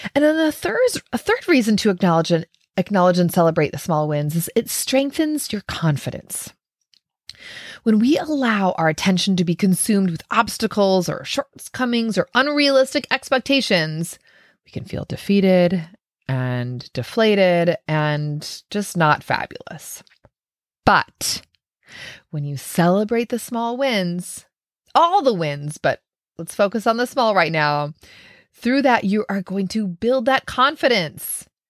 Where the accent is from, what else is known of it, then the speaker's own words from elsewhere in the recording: Minnesota, United States; I'm from Minnesota